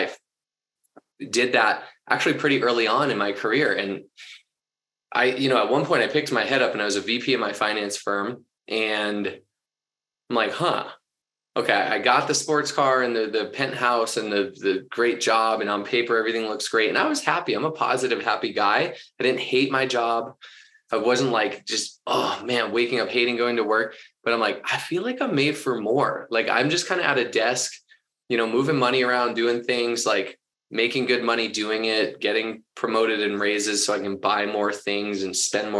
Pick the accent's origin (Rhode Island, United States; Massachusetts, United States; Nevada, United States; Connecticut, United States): Massachusetts, United States; Boston; also born or lived in Orange County, California; now in Denver, United States; I grew up in Boston